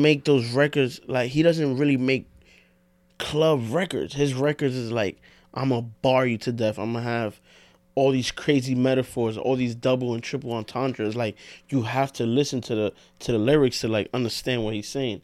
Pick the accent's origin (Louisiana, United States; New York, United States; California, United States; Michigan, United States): New York, United States; We're from New York